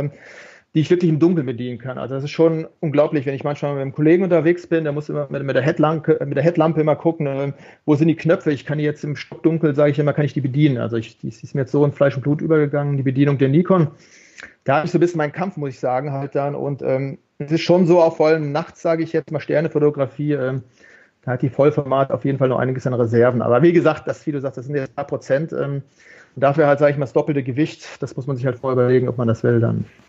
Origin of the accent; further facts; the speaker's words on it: Germany; ich bin zwar hier in Deutschland geboren